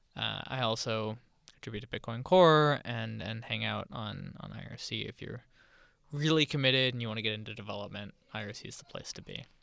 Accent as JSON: {"language": "English", "town": "Charlotte", "region": "North Carolina", "country": "United States", "tie": "born or raised there", "said": "I grew up in Charlotte"}